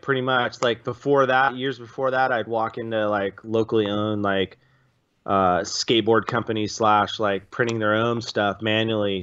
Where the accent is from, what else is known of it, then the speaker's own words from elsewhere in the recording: San Luis Obispo, California, United States; also born or lived in Orange County; I was from San Luis Obispo